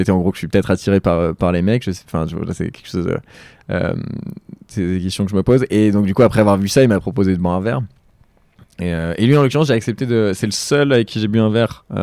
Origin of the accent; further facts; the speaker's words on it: Lille, Hauts-de-France, France; moved away; je suis originaire de Lille.